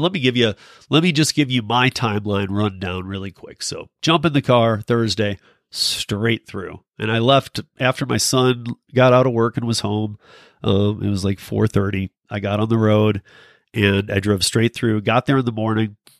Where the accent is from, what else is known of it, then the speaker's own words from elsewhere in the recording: Michigan, United States; I'm from Michigan.